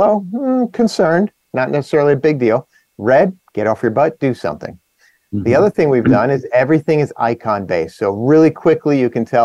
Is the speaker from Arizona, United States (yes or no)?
no; New Jersey, United States; I'm from New Jersey